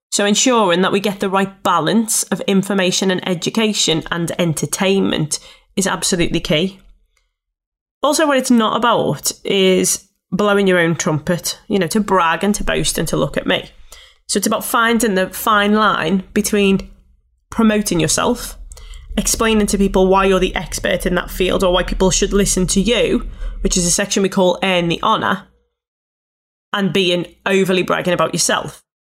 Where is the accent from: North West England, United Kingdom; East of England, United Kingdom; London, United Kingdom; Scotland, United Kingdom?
North West England, United Kingdom; Liverpool; accent: Scouse; I'm a scouser. And it was around the fact that I thought, people won't wanna listen to me. I'm from Liverpool